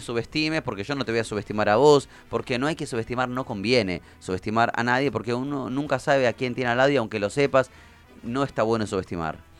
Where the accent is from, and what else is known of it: Argentina